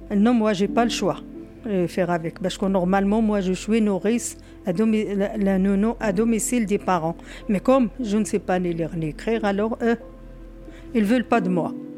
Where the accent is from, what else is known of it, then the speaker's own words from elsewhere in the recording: Morocco; now in France; Je suis née au Maroc dans une petite ville, dans l'Atlas